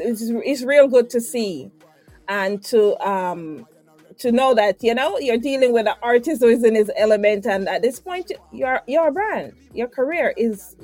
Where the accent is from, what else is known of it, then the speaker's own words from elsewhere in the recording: Spanish Town, Saint Catherine, Jamaica; also born or lived in Saint Mary, Jamaica; I was born in St. Mary, but my teenage life and into adulthood spent in De La Vega City.